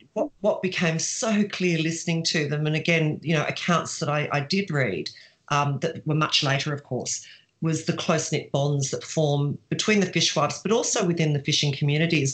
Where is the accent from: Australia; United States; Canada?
Australia; Sydney, New South Wales; moved away as an adult; also born or lived in Bendigo, Victoria; I was from Sydney and I was sent to a little country town in Victoria, Bendigo